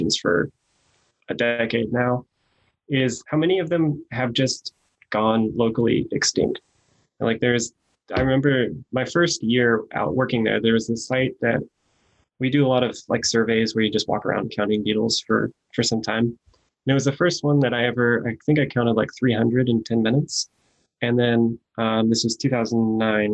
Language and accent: English; Fresno, California, United States; now in Berkeley, United States; I grew up in Fresno